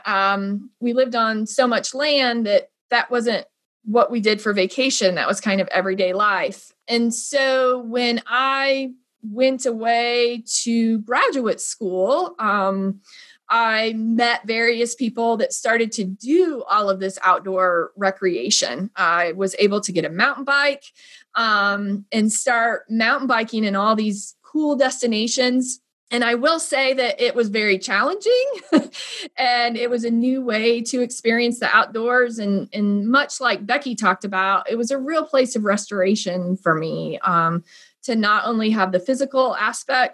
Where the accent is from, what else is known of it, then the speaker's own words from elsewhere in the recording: Northern Indiana, United States; moved away; I'm originally from Northern Indiana. I grew up on a large farm.